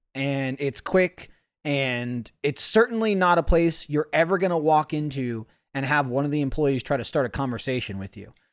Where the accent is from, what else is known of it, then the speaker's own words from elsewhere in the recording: New Jersey, United States; growing up in New Jersey, everyone sold sandwiches